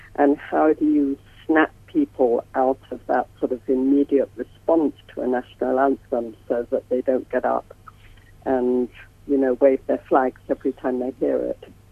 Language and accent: English; England, United Kingdom; accent: English; moved away as an adult; now in United States; I have an English accent. I've been in America for nearly 40 years